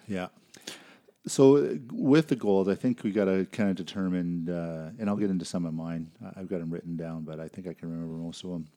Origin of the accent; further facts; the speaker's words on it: Canada; also born or lived in Saskatchewan / Alberta / British Columbia; I'm born and raised in Canada, um, lived in Saskatchewan, Alberta, B C